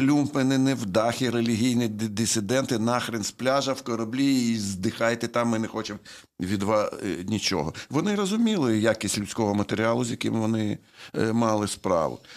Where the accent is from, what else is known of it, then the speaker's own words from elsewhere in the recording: Chernivtsi, Chernivtsi Oblast, Ukraine; в Чернівці, звідки я родом. Я там народився.